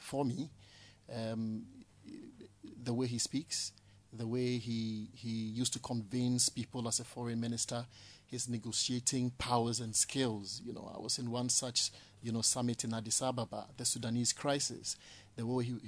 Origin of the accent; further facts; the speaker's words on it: Accra, Greater Accra, Ghana; I grew up in Ablekuma Central constituency. I lived in New Russia as a child